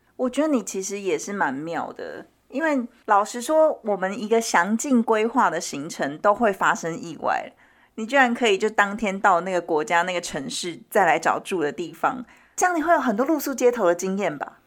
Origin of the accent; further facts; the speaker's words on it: Taiwan; 我们是台湾人